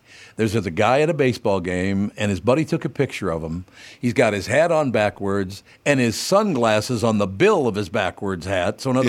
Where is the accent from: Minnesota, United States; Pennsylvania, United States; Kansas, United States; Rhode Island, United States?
Minnesota, United States; Minneapolis; I come from North Minneapolis.